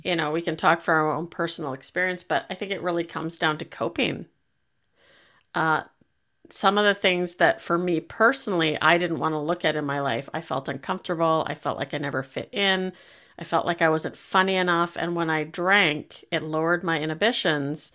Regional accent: Canada; I'm Canadian

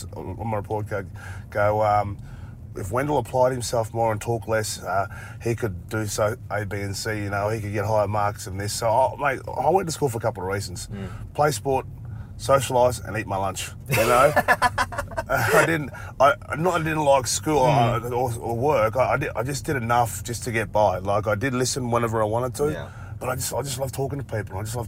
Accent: North Queensland, Australia; growing up in North Queensland, so I grew up with Kathy Freeman.

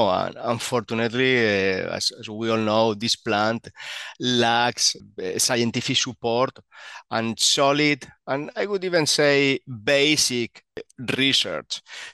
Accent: Spain; So let me start about my origins. I'm actually from Spain.

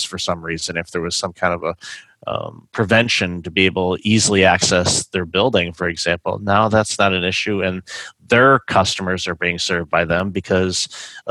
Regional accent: Michigan, United States; moved away; I'm originally from Michigan.

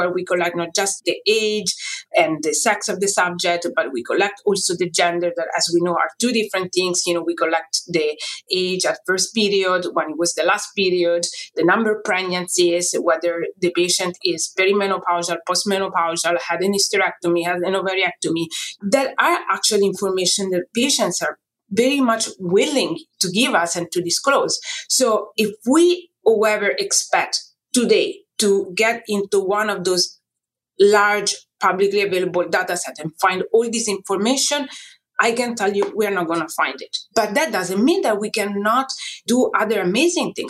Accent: Italy; moved away as an adult; now in United States; So I came from Italy

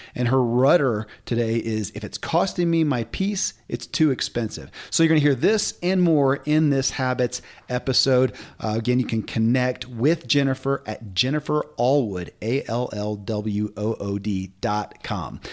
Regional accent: Kentucky, United States; born or raised there

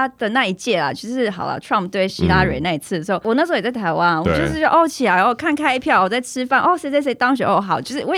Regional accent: California, United States; 虽然因为我来自加州，因为加州的那个比例

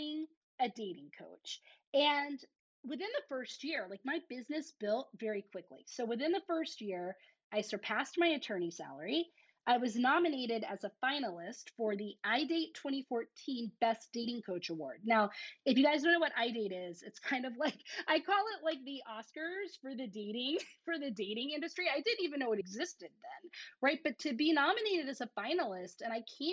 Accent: the South, United States; I'm from the South

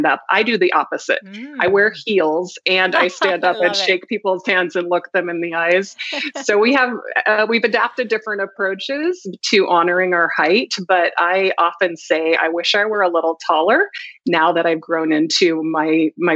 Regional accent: Idaho, United States; moved away as an adult; also born or lived in Virginia; I was going from Idaho to Virginia.

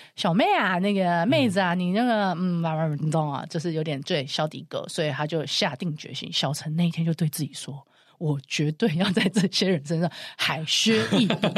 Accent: Taiwan; accent: Taiwanese accent; now in Cairns, Australia; 我是台湾人

